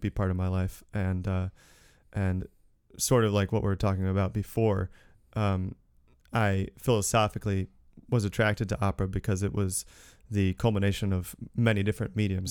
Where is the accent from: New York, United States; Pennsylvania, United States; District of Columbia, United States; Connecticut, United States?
Connecticut, United States; Newtown; moved away; I'm from Connecticut originally, from the next town over, Newtown